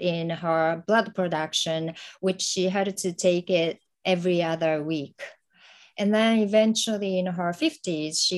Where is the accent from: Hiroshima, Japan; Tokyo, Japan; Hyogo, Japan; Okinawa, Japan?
Hiroshima, Japan; English is a second language; moved away as an adult; now in United States; I'm originally from Hiroshima, and I was there until I graduated from high school